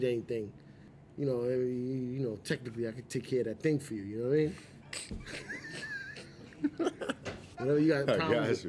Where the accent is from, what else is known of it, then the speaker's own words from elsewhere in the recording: New York City, New York, United States; I'm from the Bronx.